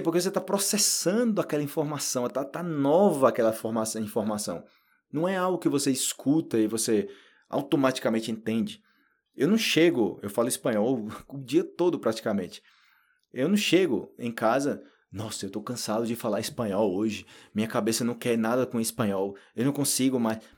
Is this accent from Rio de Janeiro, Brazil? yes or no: no; Paraíba, Brazil; first language Portuguese; eu sou da Paraíba, eu sou do Nordeste do Brasil